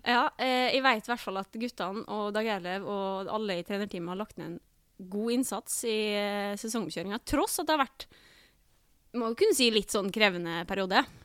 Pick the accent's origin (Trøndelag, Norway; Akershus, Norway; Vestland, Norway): Vestland, Norway; Bergen; Jeg er jo født og oppvokst i Bergen òg